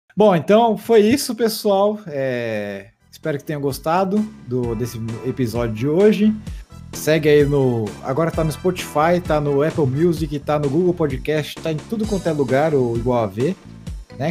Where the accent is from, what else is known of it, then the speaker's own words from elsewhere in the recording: Brazil; eu sou brasileiro